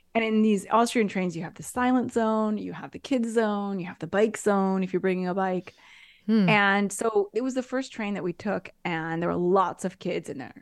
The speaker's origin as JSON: {"language": "English", "country": "United States", "moved": "yes", "lives_now": "Italy", "said": "me as an American"}